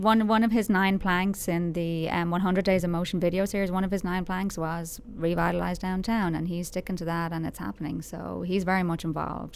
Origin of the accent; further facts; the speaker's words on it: Dublin, Leinster, Ireland; moved away as an adult; now in Frisco, United States; I'm from, I'm from Dublin. I'm from a, the main city in Ireland. I'm a city girl. Like, I grew up three or four miles from the city.